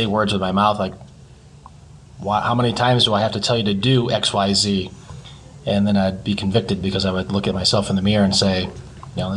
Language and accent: English; Grand Haven, Michigan, United States; also born or lived in Pensacola, Florida; I was born and raised in Grand Haven